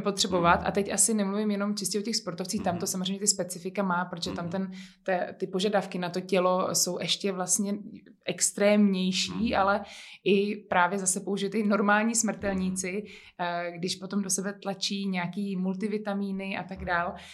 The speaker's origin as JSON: {"language": "Czech", "region": "Bohemia", "country": "Czechia", "said": "tady právě u nás v Čechách"}